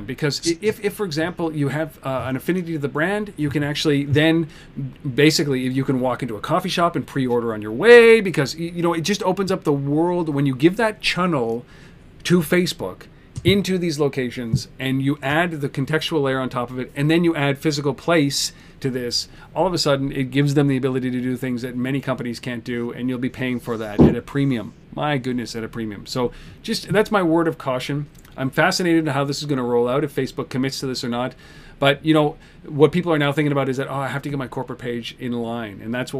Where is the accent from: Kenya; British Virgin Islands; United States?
Kenya; Nairobi; born there; I was born in Nairobi, of all places. Nairobi, Kenya.